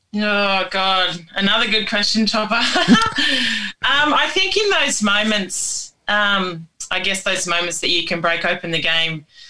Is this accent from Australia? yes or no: yes; Tamworth, New South Wales, Australia; I'm from uh, a town called Tamworth in country New South Wales, um, and I'm Indigenous to Australia